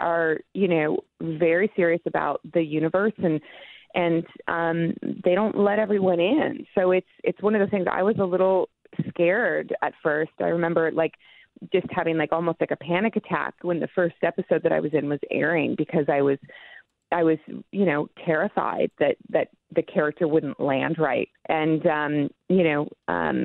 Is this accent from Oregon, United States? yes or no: yes; Portland, Oregon, United States; moved away; I grew up in Portland, and I left there in like 98. But I grew up in Portland.